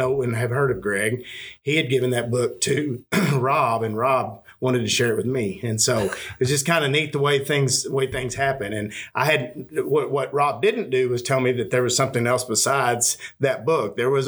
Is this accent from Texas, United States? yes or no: yes; Panhandle of Texas, United States; also born or lived in Central Arkansas / Northwest Arkansas; now in Arkansas, United States; I was born and partially raised in the Panhandle of Texas